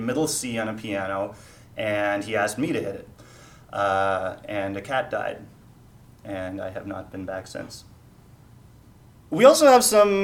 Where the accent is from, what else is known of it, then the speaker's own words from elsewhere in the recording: Canada; we are Canadian